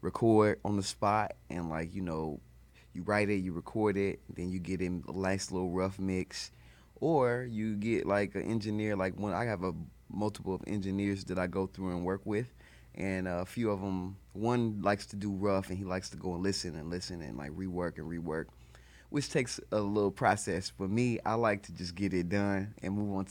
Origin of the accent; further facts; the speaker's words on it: Indianapolis, Indiana, United States; from Indianapolis, Indiana